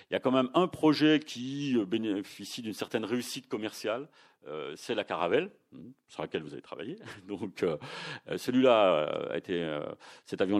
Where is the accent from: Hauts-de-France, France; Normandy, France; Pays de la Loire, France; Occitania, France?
Occitania, France; Toulouse; même si on est toulousain, il faut reconnaître que c'est le Tupolev 144 à chaque fois qui a été le premier.